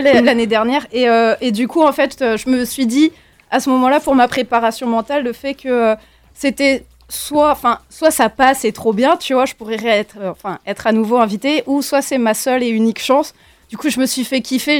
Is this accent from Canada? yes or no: no; Morlaix, Brittany, France; je viens de Morlaix